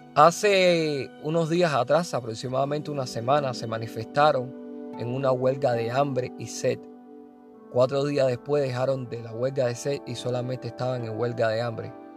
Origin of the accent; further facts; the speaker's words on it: Cuba; moved away; mi Cuba